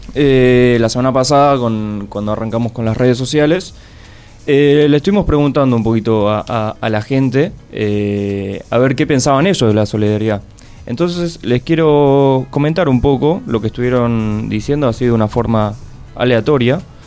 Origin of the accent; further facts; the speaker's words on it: Buenos Aires, Argentina; nací aquí en la ciudad autónoma de Buenos Aires